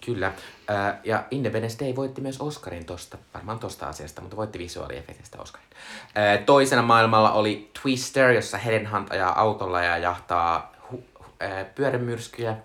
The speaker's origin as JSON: {"language": "Finnish", "town": "Joensuu", "region": "North Karelia", "country": "Finland", "tie": "born or raised there", "said": "olen Joensuusta kotoisin"}